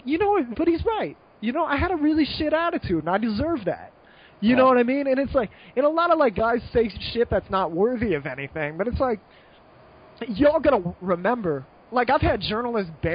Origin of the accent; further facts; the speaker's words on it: United States; moved away as an adult; also born or lived in Malta; I'm still American